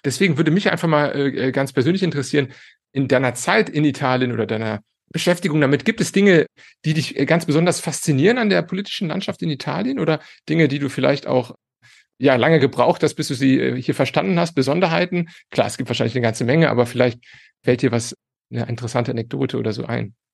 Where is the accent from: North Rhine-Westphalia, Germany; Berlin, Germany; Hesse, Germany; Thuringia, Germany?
North Rhine-Westphalia, Germany; Cologne; moved away as an adult; now in Italy; ich bin Kölner